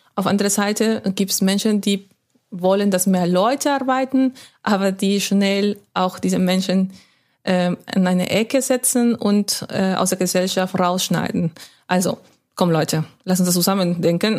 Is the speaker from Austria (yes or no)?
no; Lima, Peru; first language Spanish; German is a second language; moved away as an adult; also born or lived in Hamburg / Schwäbisch Hall / Stuttgart / Frankfurt; now in Witten, Germany; ich bin in Lima aufgewachsen